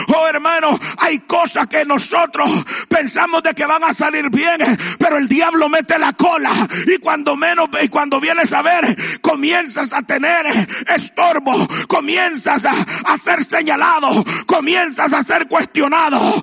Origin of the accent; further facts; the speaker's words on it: El Salvador; como buen salvadoreño